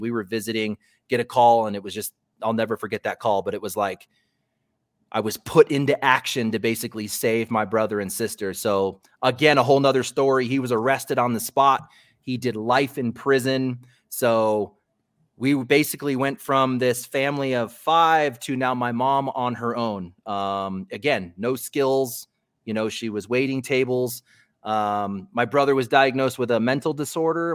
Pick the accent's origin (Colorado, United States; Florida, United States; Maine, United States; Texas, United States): Colorado, United States; I was born in Colorado